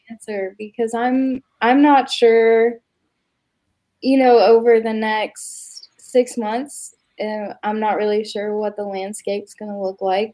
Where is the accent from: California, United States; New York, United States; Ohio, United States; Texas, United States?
Ohio, United States; Oak Hill; moved away as an adult; also born or lived in Lexington; now in Huntington, United States; I'm from it's like an hour and 15 minutes away. It's Oak Hill, Ohio